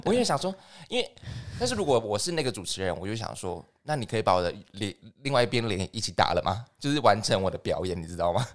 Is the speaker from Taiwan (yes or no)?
yes; Taiwan; 我们其实台湾人也是有去参军的哦